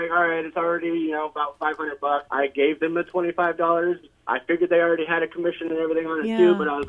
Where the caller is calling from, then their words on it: West Des Moines, Iowa, United States; I'm calling from West Des Moines.